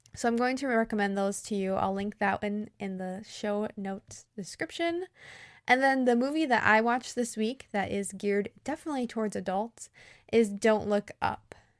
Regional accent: United States; I'm an American English teacher

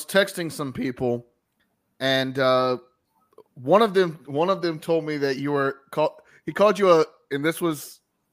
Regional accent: Lexington, North Carolina, United States; I am from Lexington

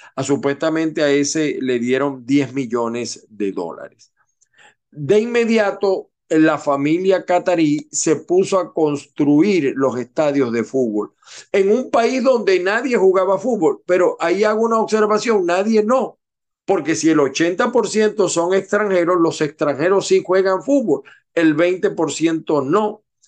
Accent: Venezuela; moved away; en mi país, Venezuela

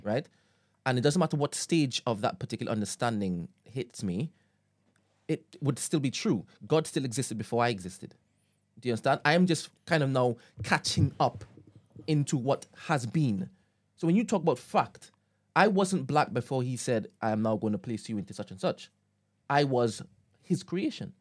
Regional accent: Trinidad & Tobago; moved away; I was born in Trinidad

